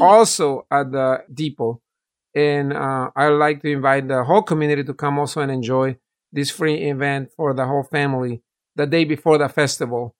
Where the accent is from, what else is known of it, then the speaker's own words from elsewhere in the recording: El Salvador; also born or lived in San Francisco, California / North Carolina; now in Apex, North Carolina, United States; I'm originally from El Salvador, And I migrated in the late eighties, first to San Francisco in California.